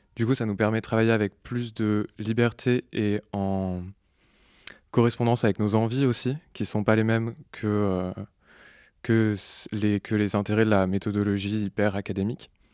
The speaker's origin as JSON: {"language": "French", "region": "Normandy", "country": "France", "tie": "born or raised there", "moved": "yes", "lives_now": "Marseille, France", "said": "je suis arrivé à Marseille alors que je venais de Normandie, où j'étais né, j'avais grandi"}